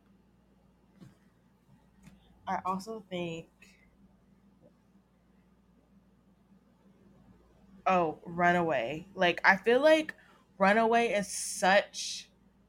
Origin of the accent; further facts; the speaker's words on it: the South, United States; I'm from the South